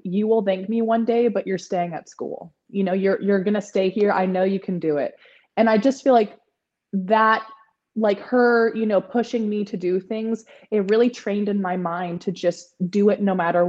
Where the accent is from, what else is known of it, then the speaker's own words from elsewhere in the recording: San Francisco Bay Area, California, United States; I was born and raised in San Francisco Bay Area in California